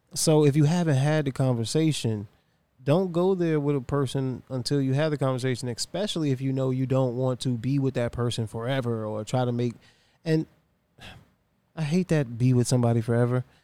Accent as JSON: {"language": "English", "region": "Virginia", "country": "United States", "said": "I'm from Virginia"}